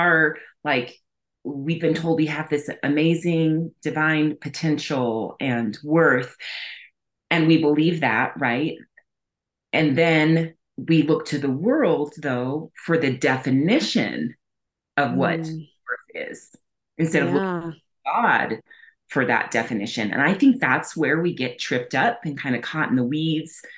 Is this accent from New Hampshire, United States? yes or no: no; New Mexico, United States; I'm from New Mexico